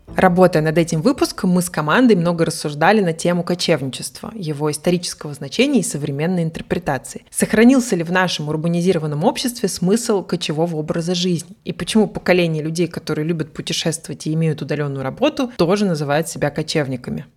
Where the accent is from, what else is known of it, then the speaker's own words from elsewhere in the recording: Mari El, Russia; я выросла в Мариэл